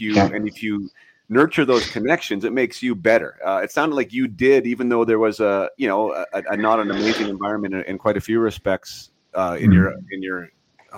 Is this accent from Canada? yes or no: yes; Vernon, British Columbia, Canada; I grew up in Vernon, right? So, you mean, you saw Vernon, like that was my home